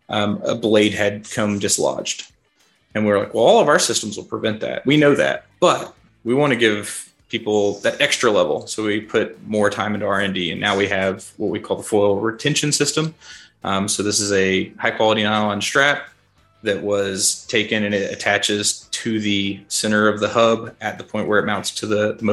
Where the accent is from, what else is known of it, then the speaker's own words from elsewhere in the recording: Kentucky, United States; also born or lived in Florida; I'm born and raised in Kentucky. Spent a short stint in Florida, but I've been in Kentucky most of my life